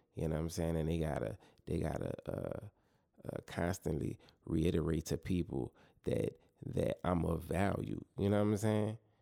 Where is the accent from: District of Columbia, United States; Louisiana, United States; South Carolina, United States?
Louisiana, United States; New Orleans; my hometown city, New Orleans